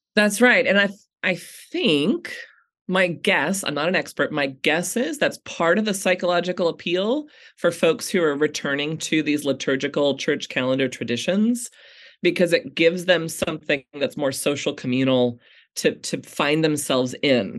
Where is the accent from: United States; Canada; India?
United States; American Christians